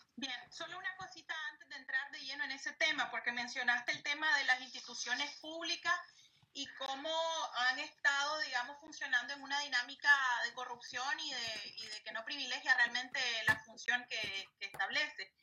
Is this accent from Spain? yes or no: no; Nicaragua; como nicaragüenses